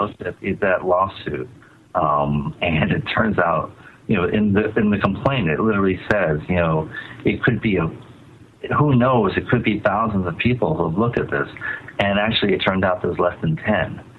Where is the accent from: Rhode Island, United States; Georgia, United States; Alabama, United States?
Rhode Island, United States; Providence; I grew up in Providence